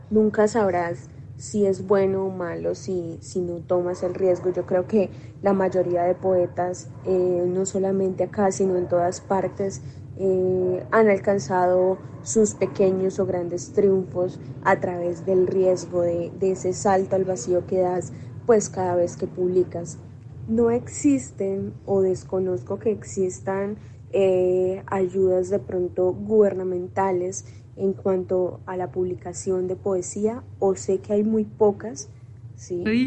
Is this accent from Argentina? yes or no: no; Zapatoca, Santander, Colombia; yo nací en Zapatoca, que es un municipio muy bello